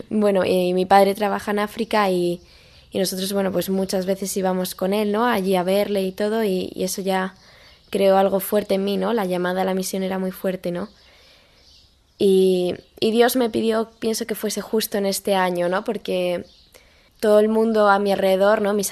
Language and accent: Spanish; Madrid, Community of Madrid, Spain; also born or lived in Boadilla del Monte; tengo 18 años y soy de Madrid, vivo en Boadilla del Monte.